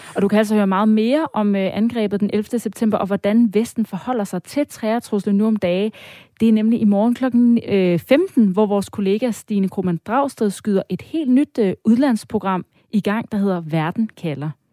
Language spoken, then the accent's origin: Danish; Denmark; os som danskere